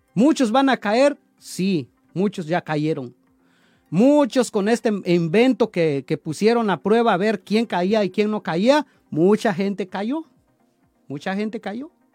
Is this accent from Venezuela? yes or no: no; Chalcatongo, Oaxaca, Mexico; moved away; de allá de mi pueblo de Chalcatongo